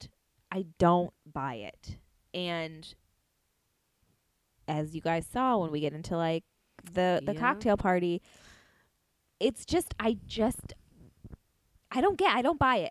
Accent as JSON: {"language": "English", "region": "Pennsylvania", "country": "United States", "also_born_or_lived": "Las Vegas", "moved": "as an adult", "lives_now": "Los Angeles, United States", "said": "I'm from Pennsylvania. I lived there, I don't know, 22 years or something"}